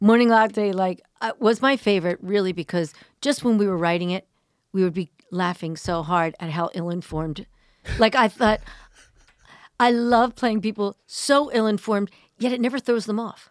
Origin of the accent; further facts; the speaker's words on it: suburbs outside of Philadelphia, Pennsylvania, United States; suburbs just outside of Philly